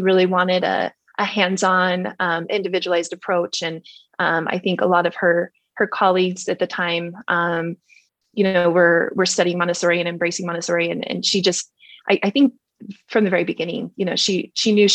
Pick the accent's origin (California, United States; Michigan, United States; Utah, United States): Utah, United States; Park City; I grew up in Park City